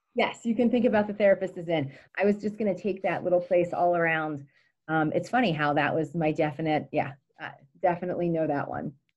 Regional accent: Gettysburg, Pennsylvania, United States; also born or lived in Montgomery County, Pennsylvania; I grew up in Gettysburg

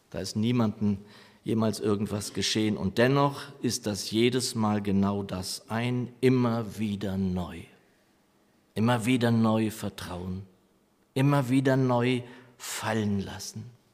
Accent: Lower Saxony, Germany; moved away; meiner Heimatgemeinde in Niedersachsen

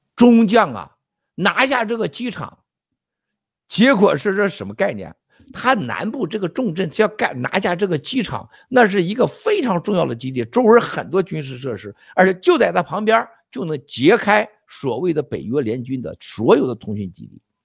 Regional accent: China; 我们中国人

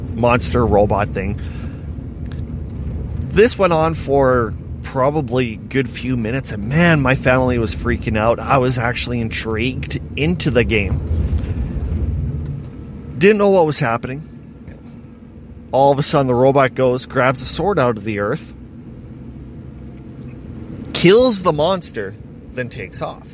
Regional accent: Estevan, Saskatchewan, Canada; wasn't seeing my hometown flooded.

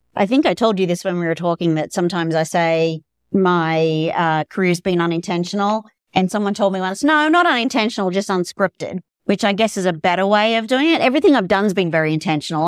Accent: Australia; moved away as an adult; also born or lived in Dallas, United States; now in Colorado, United States; I'm from Australia originally

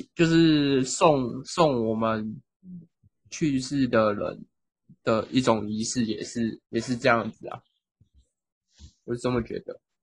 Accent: southern Taiwan, Taiwan; 虽然我们都是南部人

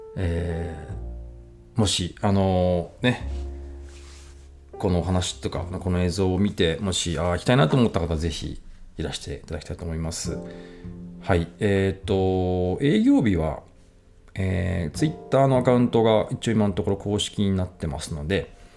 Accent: Ishioka, Ibaraki, Japan; now in Tsukuba, Japan; 僕は茨城県のですね、あの、石岡市ってとこの出身

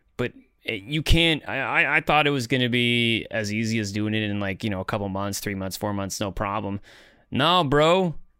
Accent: Canada; now in Netherlands

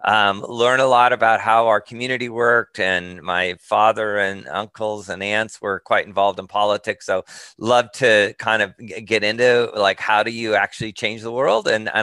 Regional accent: Montana, United States; moved away; I grew up in Montana in a small ranching community and ended up leaving

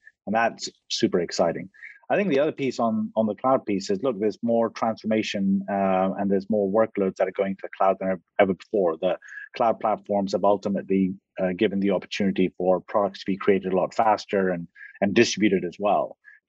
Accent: Egypt; also born or lived in Pakistan / Kenya / United Kingdom; I was born in Pakistan, I grew up in Egypt and lived in Kenya, lived in the UK

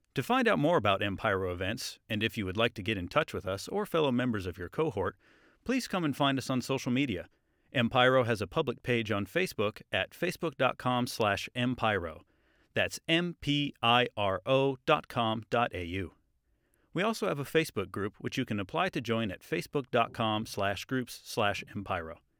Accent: Bellingham, Washington, United States; moved away as an adult; now in Australia; I'm from Bellingham, Washington, U S

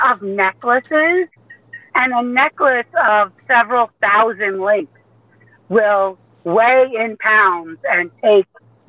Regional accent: Staten Island, New York, United States; I grew up all over the place. The longest we ever spent in one spot was in Staten Island, New York.

